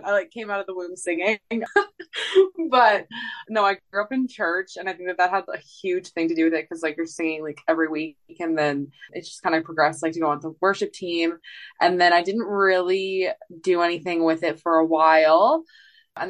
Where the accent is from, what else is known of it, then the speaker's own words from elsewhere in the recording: Canada; moved away; also born or lived in Edmonton; I got to go back and play a festival in my hometown for Canada Day